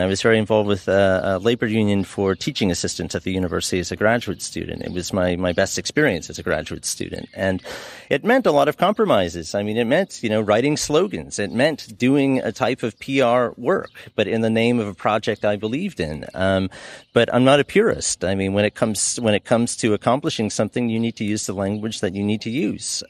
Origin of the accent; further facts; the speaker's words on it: United States; as an American